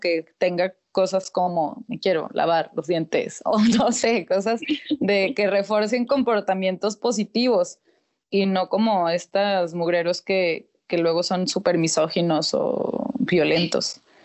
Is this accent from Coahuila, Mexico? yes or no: yes; Torreón, Coahuila, Mexico; soy nacida aquí en Torreón, Coahuila